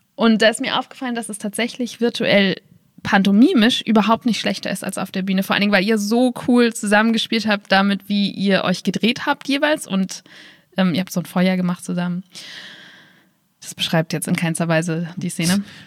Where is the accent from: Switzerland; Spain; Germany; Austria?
Germany; Berlin; now in Wiesbaden, Germany; Ich komme nur mal aus Berlin und das heißt, ich bin damit aufgewachsen